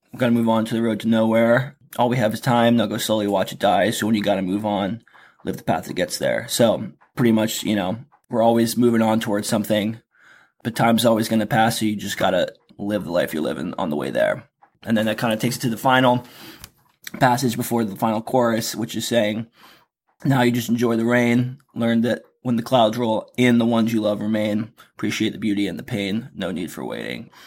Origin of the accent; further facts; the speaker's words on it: East Coast, United States; moved away; also born or lived in Florida; I'm from the East Coast.